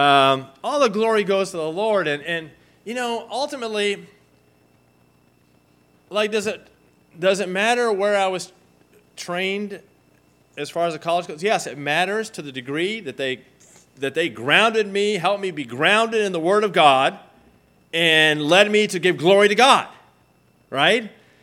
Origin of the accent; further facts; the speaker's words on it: Argentina; And, I mean, I grew up in Argentina, right? And so, you know, my team won the trophy.